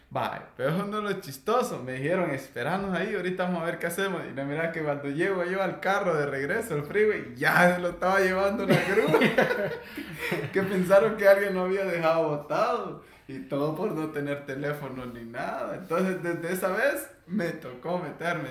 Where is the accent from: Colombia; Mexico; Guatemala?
Guatemala; moved away; soy guatemalteco.